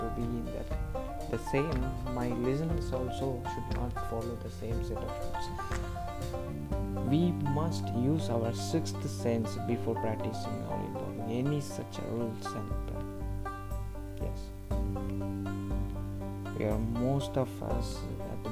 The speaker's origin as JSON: {"language": "English", "country": "India", "tie": "born or raised there", "said": "I'm born and brought up in Indian society"}